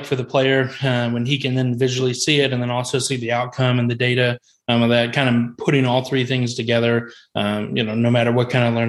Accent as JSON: {"language": "English", "town": "Indianapolis", "region": "Indiana", "country": "United States", "tie": "born or raised there", "moved": "yes", "lives_now": "St. Louis, United States", "said": "we're from Indianapolis originally and obviously grew up in the Peyton Manning era"}